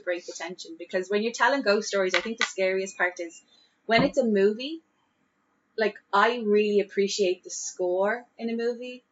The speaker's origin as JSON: {"language": "English", "town": "Dublin", "region": "Leinster", "country": "Ireland", "said": "as an Irish and as a Dublin person"}